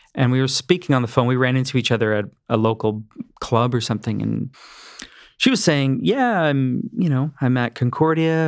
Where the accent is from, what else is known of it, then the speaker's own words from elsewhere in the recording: Mississauga, Ontario, Canada; also born or lived in Cambridge, Ontario; I was born in Mississauga, Ontario. Okay. Um, we moved to Cambridge, Ontario in 87. I was 12